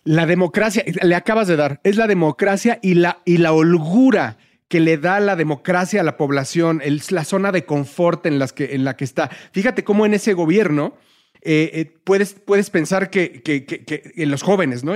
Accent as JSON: {"language": "Spanish", "country": "Mexico", "said": "somos mexicanos"}